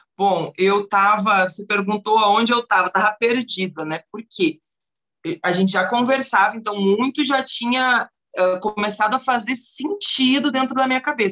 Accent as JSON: {"language": "Portuguese", "region": "Rio Grande do Sul", "country": "Brazil", "tie": "born or raised there", "also_born_or_lived": "Porto Alegre", "moved": "yes", "lives_now": "Curitiba, Brazil", "said": "Aqui dentro de Curitiba e até mesmo no Rio Grande do Sul, onde eu nasci"}